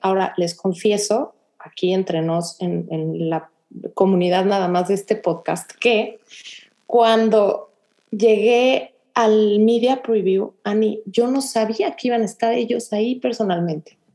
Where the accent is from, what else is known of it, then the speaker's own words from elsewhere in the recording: Mexico; now in Houston, United States; soy mexicana